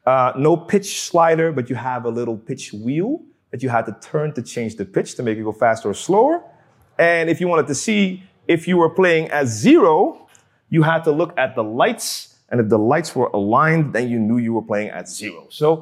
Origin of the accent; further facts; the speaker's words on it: Amsterdam, North Holland, Netherlands; I'm a DJ from Amsterdam. I've been DJing for 25 years.